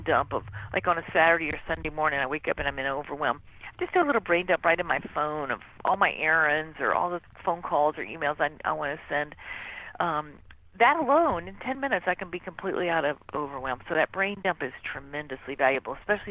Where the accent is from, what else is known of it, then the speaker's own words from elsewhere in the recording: Mississippi, United States; I grew up in Mississippi